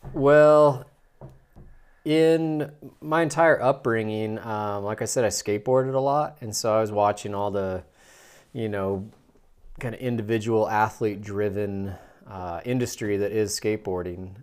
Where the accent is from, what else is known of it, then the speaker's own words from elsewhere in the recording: Salt Lake City, Utah, United States; I'm born and raised in Salt Lake City, Utah